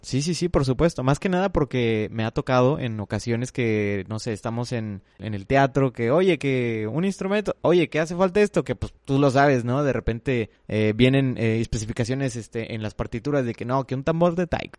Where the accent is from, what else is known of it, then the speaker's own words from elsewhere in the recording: Monterrey, Nuevo León, Mexico; que de Monterrey